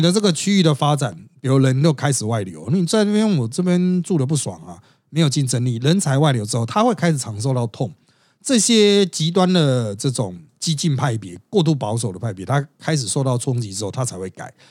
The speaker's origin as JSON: {"language": "Chinese", "country": "Taiwan", "said": "我们台湾人"}